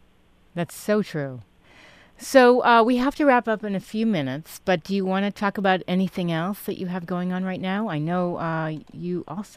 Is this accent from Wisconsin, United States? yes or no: no; New York City, New York, United States; moved away; I grew up in Manhattan.